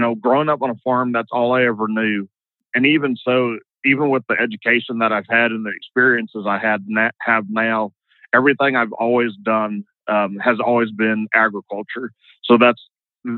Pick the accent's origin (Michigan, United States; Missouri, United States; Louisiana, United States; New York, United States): Louisiana, United States; the Delta; now in Austin, United States; we grew up in the Delta, it was all bayou country